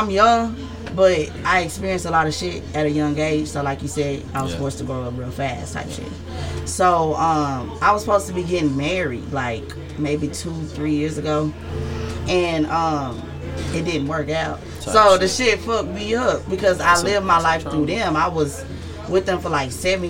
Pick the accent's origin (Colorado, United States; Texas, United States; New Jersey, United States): Texas, United States; Houston; I grew up in Sunnyside and in Yellowstone